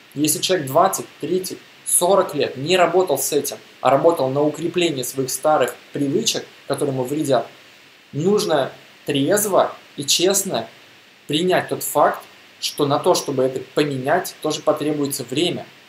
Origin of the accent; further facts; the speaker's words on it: Russia; я из России